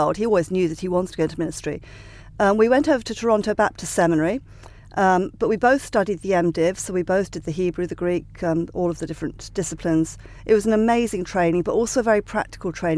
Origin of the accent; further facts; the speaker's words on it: Sussex, South East England, United Kingdom; I grew up in Sussex